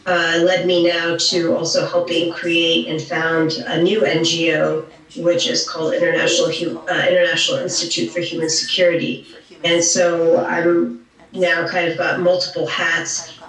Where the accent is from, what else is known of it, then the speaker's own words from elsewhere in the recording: Saudi Arabia; also born or lived in Massachusetts, United States; And I actually grew up in Saudi Arabia, even though I'm from Massachusetts, and I'm born to Pakistani parents.